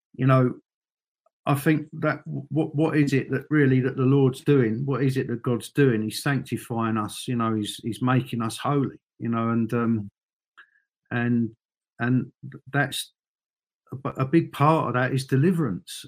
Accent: London, United Kingdom; moved away as an adult; now in Northern Ireland, United Kingdom; I remember growing up in in you know obviously in London

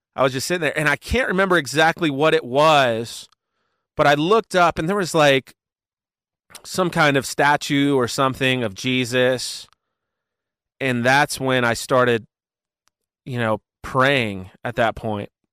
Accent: Cincinnati, Ohio, United States; I am from Cincinnati, Ohio

